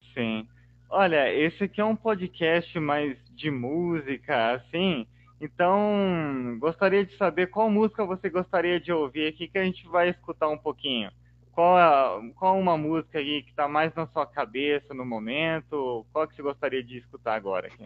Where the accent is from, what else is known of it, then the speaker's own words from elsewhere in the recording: São Paulo, Brazil; eu como paulista